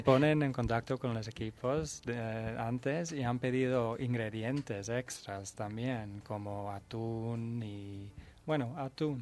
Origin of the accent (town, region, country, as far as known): Netherlands; Spanish is a second language; now in Spain